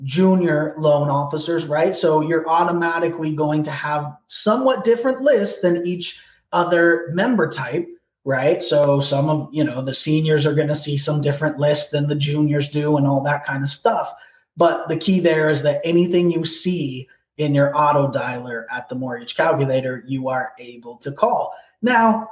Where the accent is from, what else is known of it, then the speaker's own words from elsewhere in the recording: Portland, Oregon, United States; now in Miami, United States; I'm from Portland originally. I've lived in Miami for the last 15 years